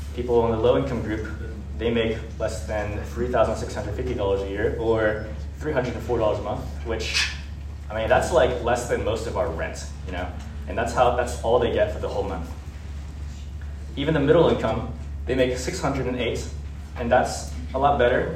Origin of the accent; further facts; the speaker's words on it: United States; we were born in America